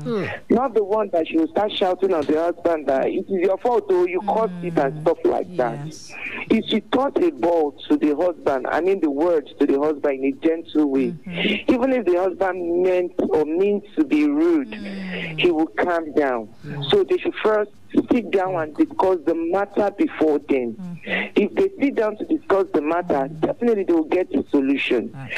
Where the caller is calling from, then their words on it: Ibadan, Oyo, Nigeria; I'm calling from New Garage.